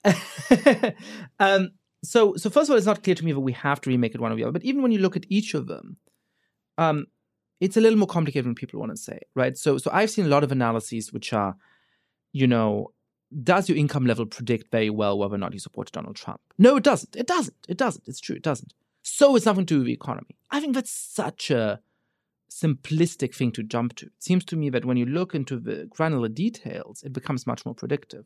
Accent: Germany; moved away as an adult; now in United States; I grew up Jewish in Germany

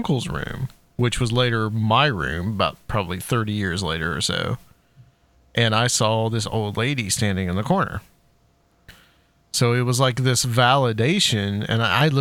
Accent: Chattanooga, Tennessee, United States; now in Nashville, United States; I'm live in Nashville now. I'm from Chattanooga

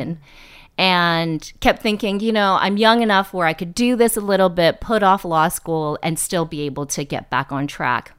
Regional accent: East Bay, Northern California, United States; born or raised there; moved away as an adult; also born or lived in New York

